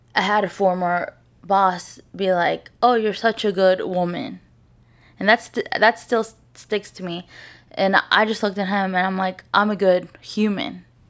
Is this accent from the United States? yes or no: yes; St. Louis, Missouri, United States; I'm from Saint Louis, I'm from Baldwin